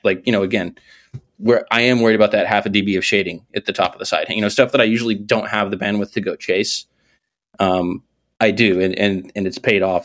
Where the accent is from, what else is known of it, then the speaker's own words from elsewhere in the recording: Northeast, United States; I'm from the Northeast.